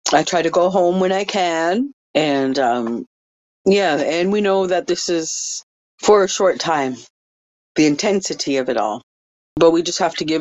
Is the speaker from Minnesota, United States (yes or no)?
yes; Bagley, Minnesota, United States; also born or lived in White Earth; east of Bagley, Minnesota. This is my hometown. Graduated from here in 1989, and my family home is just 3 miles from our encampment site